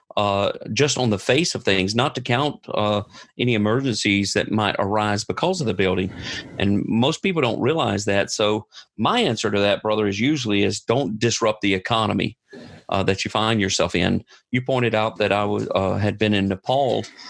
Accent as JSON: {"language": "English", "country": "United States", "moved": "yes", "said": "I'm I'm an American, and I'm sent and supported by American churches."}